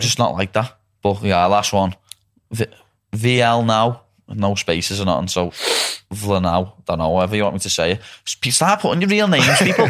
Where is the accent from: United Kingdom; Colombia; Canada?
United Kingdom; Liverpool, North West England; that's a proper scouse thing